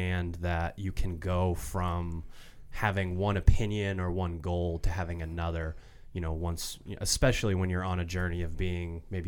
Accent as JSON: {"language": "English", "region": "Maine", "country": "United States", "said": "And we're from Maine, so."}